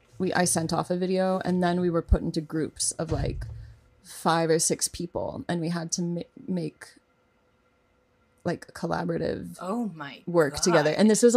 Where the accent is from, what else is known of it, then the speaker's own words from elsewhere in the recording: Oklahoma, United States; born there; I was born in Oklahoma.